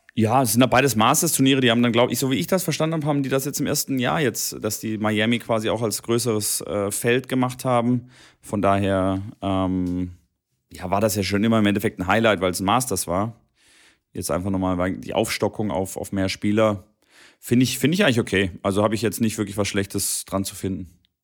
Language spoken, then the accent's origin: German; near Stuttgart, Baden-Württemberg, Germany; Stuttgart ist ja einer meiner quasi nahe meiner Heimatstadt